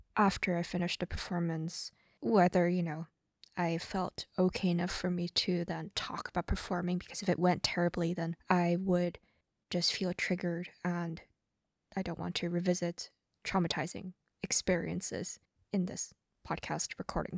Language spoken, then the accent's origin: English; Hong Kong; I grew up in Hong Kong